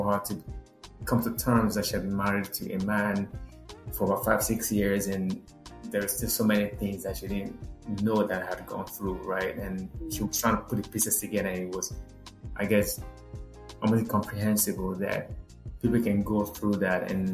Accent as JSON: {"language": "English", "country": "Nigeria", "moved": "as an adult", "lives_now": "United States", "said": "someone like me from the middle of nowhere, Nigeria"}